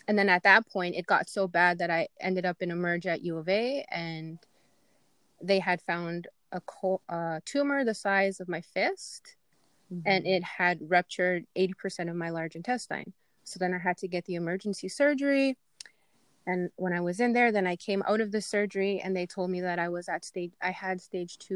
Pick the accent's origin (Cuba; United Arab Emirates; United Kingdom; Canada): Canada; Goodfish Lake, Alberta; I'm from Goodfish. I'm a mom of two boys. I am married